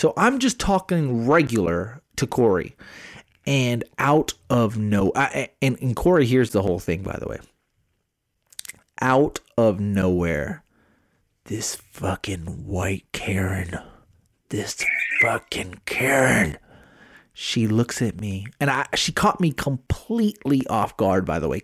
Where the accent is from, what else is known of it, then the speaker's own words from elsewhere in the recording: Smithville, Texas, United States; now in San Antonio, United States; I have my Smithville. I have my Smithville roots in me